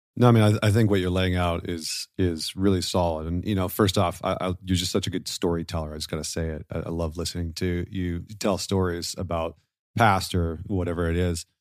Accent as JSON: {"language": "English", "region": "Northern Alberta", "country": "Canada", "tie": "born or raised there", "said": "I grew up in Northern Alberta"}